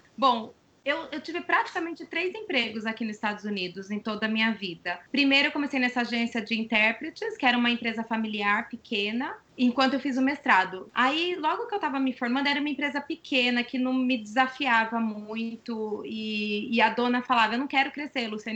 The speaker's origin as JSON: {"language": "Portuguese", "country": "Brazil", "moved": "as an adult", "lives_now": "United States", "said": "lá vai a brasileira"}